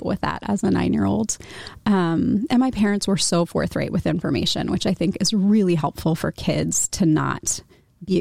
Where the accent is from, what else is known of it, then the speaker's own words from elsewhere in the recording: Washington, District of Columbia, United States; moved away as an adult; also born or lived in Philadelphia / State College, Pennsylvania; now in Iowa City, United States; I grew up in the Washington, D.C. area